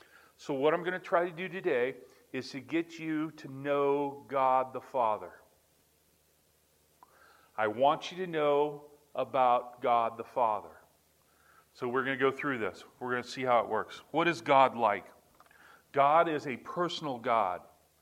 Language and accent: English; Montgomery, Alabama, United States; born there; I think I was born in Montgomery, Alabama, on an Air Force base.